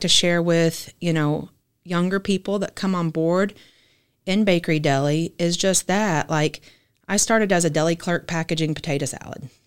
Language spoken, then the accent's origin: English; Fort Smith, Arkansas, United States; also born or lived in Rogers, Arkansas; I'm originally from Fort Smith, Arkansas, just an hour south of here.